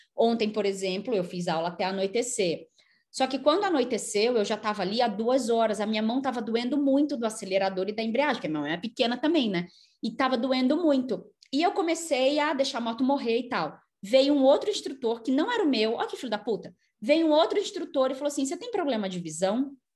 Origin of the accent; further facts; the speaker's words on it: Rio de Janeiro, Brazil; Eu nasci do lado lá da feira nordestina, no, no São Francisco de Paula, no, do então- lado lá da feira de tradições nordestinas em São Cristóvão